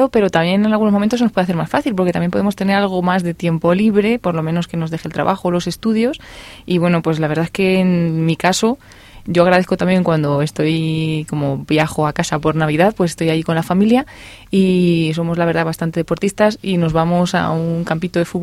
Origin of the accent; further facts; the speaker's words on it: Cuenca, Castilla-La Mancha, Spain; yo soy de Cuenca